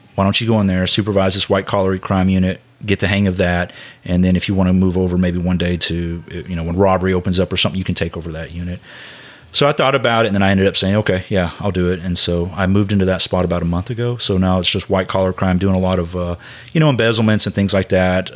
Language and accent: English; Houston, Texas, United States; moved away as an adult; now in Tulsa, United States; I grew up in Houston.